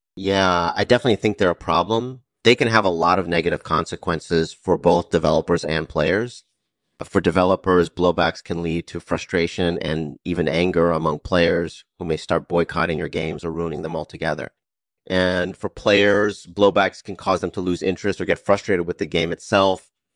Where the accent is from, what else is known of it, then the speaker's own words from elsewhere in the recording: Midwest, United States; moved away as an adult; also born or lived in Illinois / California; I grew up in the Midwest